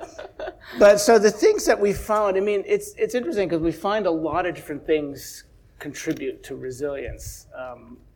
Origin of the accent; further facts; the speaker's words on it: Chicago, Illinois, United States; I grew up in Chicago